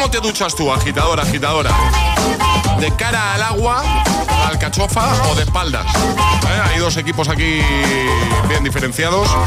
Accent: Zaragoza, Aragon, Spain; Soy … de Zaragoza.

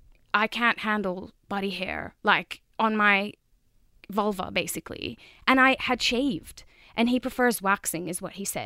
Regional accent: Jordan; I'm from Jordan. Knows. Yes, it's in the Middle East if you don't know where it is.

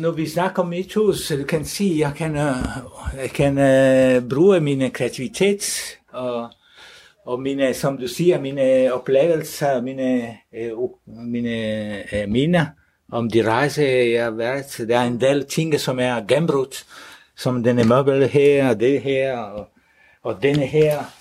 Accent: Italy; Danish is a second language; now in Denmark; Så jeg er selv fra Italien

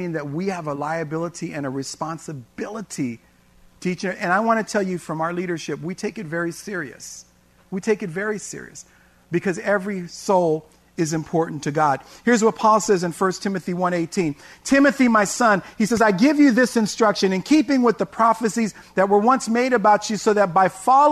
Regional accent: San Francisco, California, United States; also born or lived in Tracy, California; when I was a kid growing up in San Francisco

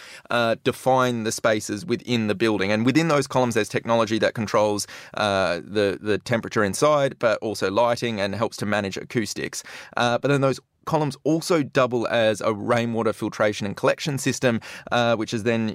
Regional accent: Western Australia, Australia; I'm West Australian

